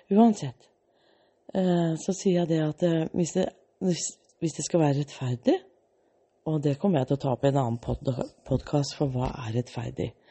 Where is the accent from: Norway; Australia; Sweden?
Australia; born there; jeg er født i Australia. Og så hadde jeg en dansk pappa og en norsk mor. Og den gangen var jeg dansk statsborger.